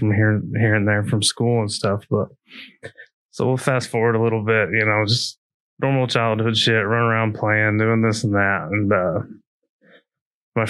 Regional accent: Tulsa, Oklahoma, United States; I grew up in Tulsa, Oklahoma

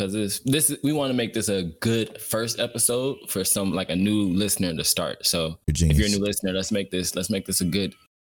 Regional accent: Cleveland, Ohio, United States; I am also from Cleveland, Ohio.

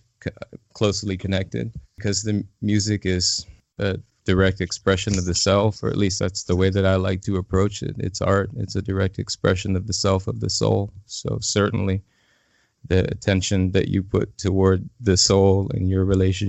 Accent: Illinois, United States; now in Asheville, United States; I'm originally from Illinois

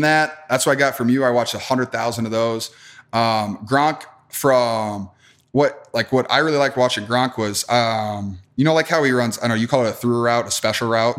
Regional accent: Wisconsin, United States; moved away; also born or lived in Iowa; growing up in Wisconsin

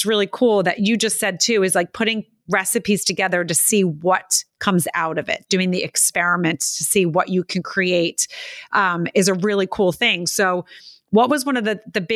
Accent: outside of Philadelphia, Pennsylvania, United States; moved away as an adult; now in New York City, United States; I grew up outside of Philadelphia, but I moved to New York City

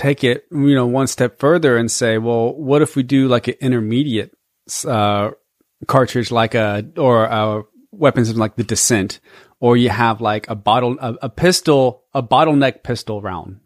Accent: Georgia, United States; we're from Georgia

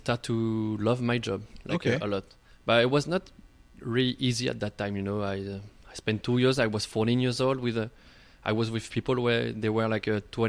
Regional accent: Vichy, Auvergne-Rhône-Alpes, France; English is a second language; moved away as an adult; now in Montreal, Canada; I'm from a small town in the middle of France named Vichy.

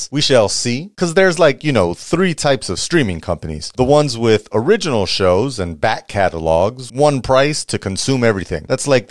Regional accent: New York, United States; I'm from New York. Concrete.

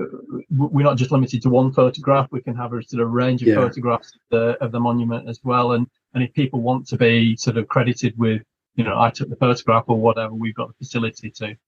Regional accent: Lancashire, North West England, United Kingdom; Because I'm originally from Lancashire

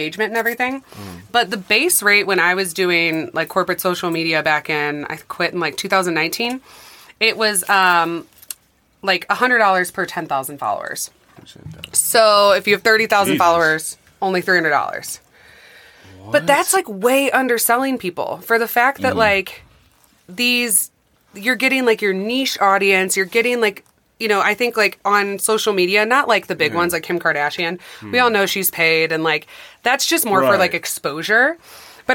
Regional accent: St. Louis, Missouri, United States; now in Denver, United States; we grew up in St. Louis.

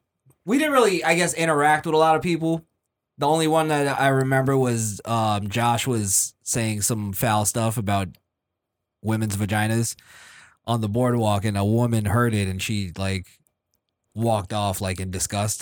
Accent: New York, United States; from New York. I love New York, but it's a shitty place now.

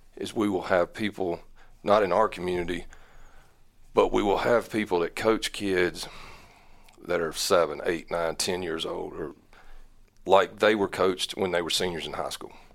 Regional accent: Newton, North Carolina, United States; also born or lived in Mooresville, North Carolina; I was born in Mooresville, North Carolina. I'm, I'm a late kid, I guess. Um, grew up Iredale County, Catawba County, Catawba Valley, went to Newton Conover High School

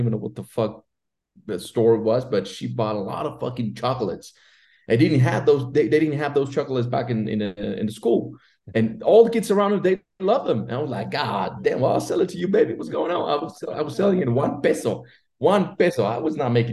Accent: Mexico City, Mexico; I grew up in Mexico City

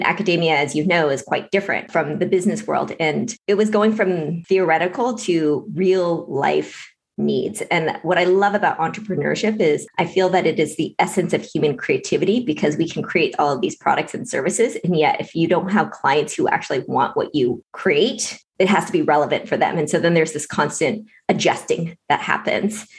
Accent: Seattle, Washington, United States; born or raised there; also born or lived in Vietnam

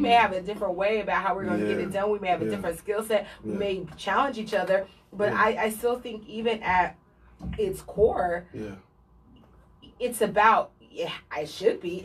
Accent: Pinellas County, Florida, United States; growing up in Pinellas County

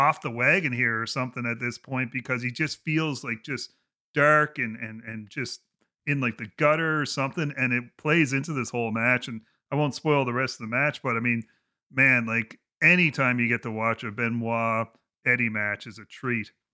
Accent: Canada; being a Canadian

